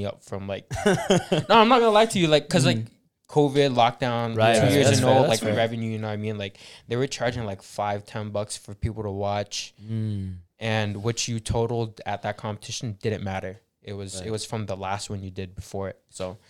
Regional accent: Philippines; Can you guys sing? We're Filipino.

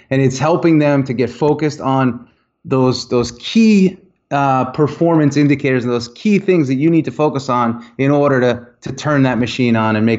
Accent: Northeast, United States; I was brought up in the Northeast as well under the mentality of, if you're not working, somebody else is.

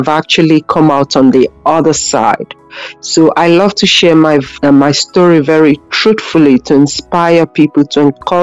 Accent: Nigeria; moved away as an adult; now in Ireland; when I came here as a Nigerian in Ireland

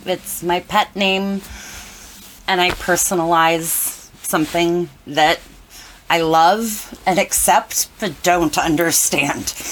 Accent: Cleveland, Ohio, United States; also born or lived in Ithaca, New York; I grew up in Cleveland, Ohio

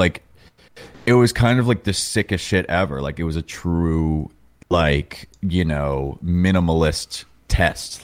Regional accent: New York, United States; moved away as an adult; now in Los Angeles, United States; I grew up in New York, moved out to L A January twenty twenty

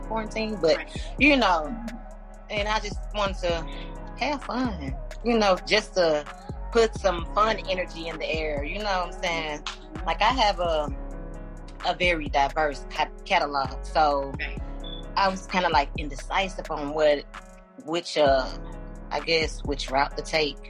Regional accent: St. Louis, Missouri, United States; I'm from St. Louis

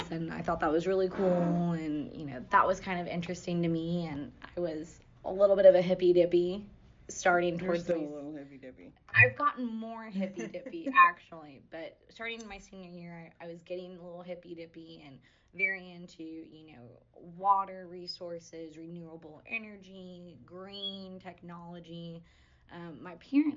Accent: Corpus Christi, Texas, United States; I am from Corpus Christi, Texas. So I am a South Texas girl

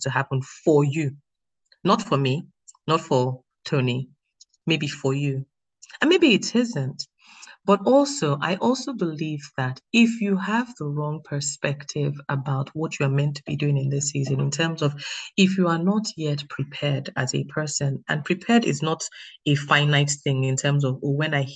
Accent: Nigeria; now in United Kingdom; I'm Nigerian. I live in the UK, so I'm sort of, they say I'm British Nigerian

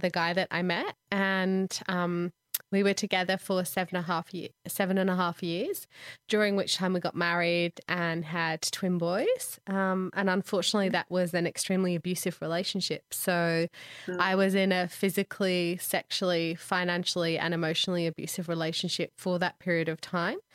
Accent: Manchester, North West England, United Kingdom; moved away as an adult; I grew up in England, mostly in Manchester, a little bit down south

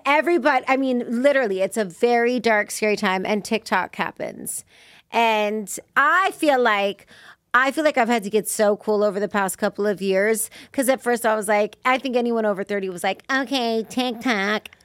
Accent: Las Vegas, Nevada, United States; I grew up in Vegas

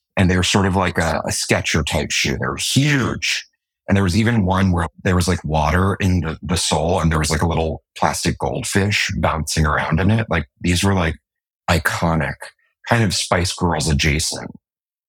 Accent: New York City, New York, United States; I'm from Manhattan

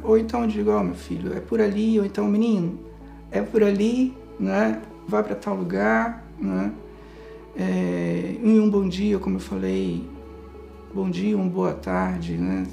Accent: Manaus, Amazonas, Brazil; moved away as an adult; now in Braga, Portugal; sou natural de Manaus, do estado do Amazonas, do Brasil

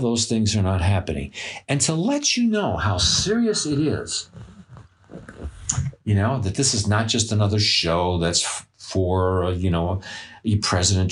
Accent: New York City, New York, United States; I grew up in Flatbush Avenue in Brooklyn, New York

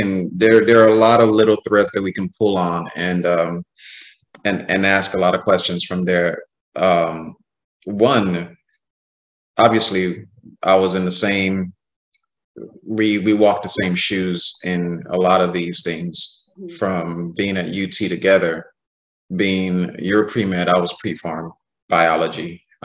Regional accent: Nigeria; as a Nigerian

